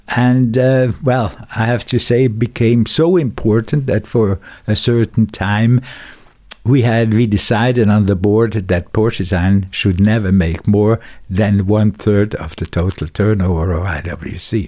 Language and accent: English; Dübendorf, Zurich, Switzerland; also born or lived in Schaffhausen; I was born in Dubendorf, and I went partly to school there